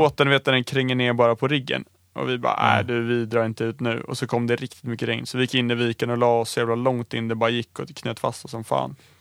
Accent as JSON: {"language": "Swedish", "town": "Stockholm", "region": "Stockholm County", "country": "Sweden", "said": "jag som stockholmare"}